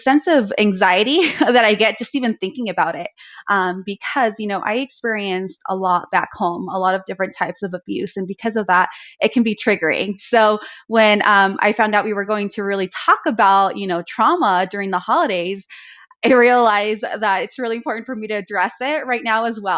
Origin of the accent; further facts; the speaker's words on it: Arizona, United States; now in South Lake Tahoe, United States; I do have family back home where I grew up in Arizona